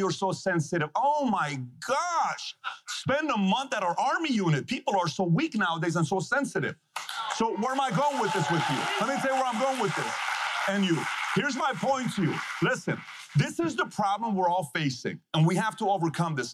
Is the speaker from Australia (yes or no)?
no; Iran; moved away; this is coming from a guy who was born and raised in Iran